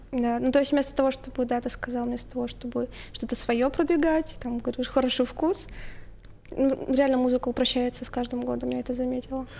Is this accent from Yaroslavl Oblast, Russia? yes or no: yes; Tutayev, Yaroslavl Oblast, Russia; moved away as an adult; now in Yaroslavl, Russia; Я же из а, Тутаев